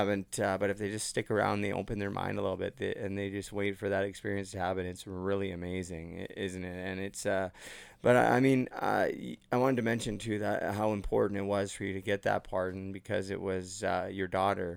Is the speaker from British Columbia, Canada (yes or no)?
yes; Port Coquitlam, British Columbia, Canada; moved away as an adult; now in Ontario, Canada; I'm from Port Coquitlam. I've only been in Ontario for 3 years, so I'm BC born and raised